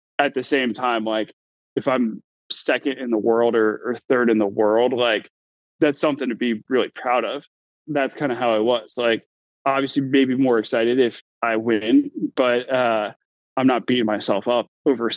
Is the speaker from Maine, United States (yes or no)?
no; Florida, United States; born or raised there; now in Bay Area, California, United States